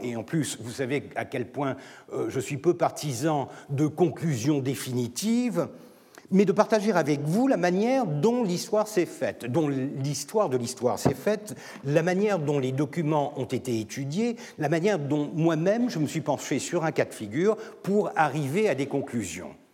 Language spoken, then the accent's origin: French; Turkey; je suis turc